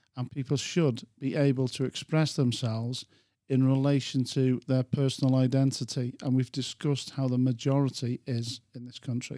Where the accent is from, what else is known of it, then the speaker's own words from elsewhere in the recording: England, United Kingdom; I'm an Englishman